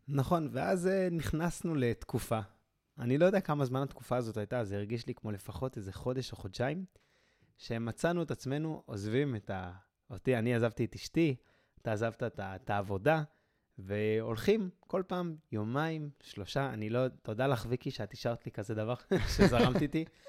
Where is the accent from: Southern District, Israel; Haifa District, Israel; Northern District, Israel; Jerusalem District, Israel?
Jerusalem District, Israel; Jerusalem; אני מירושלים